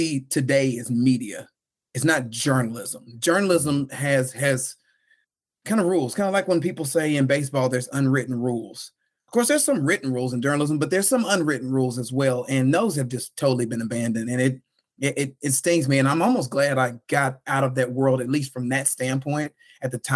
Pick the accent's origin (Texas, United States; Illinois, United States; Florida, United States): Texas, United States; Houston; born or raised there; also born or lived in New Orleans, Louisiana